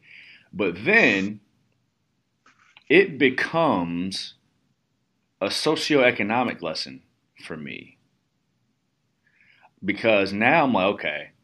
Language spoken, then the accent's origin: English; Midwest, United States; I'm from the Midwest